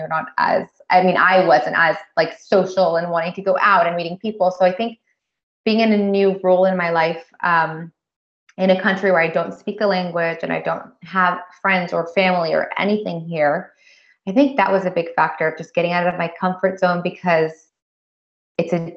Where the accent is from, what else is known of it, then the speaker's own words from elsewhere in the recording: United States; moved away as an adult; now in France; I'm an American, you know, and don't speak the language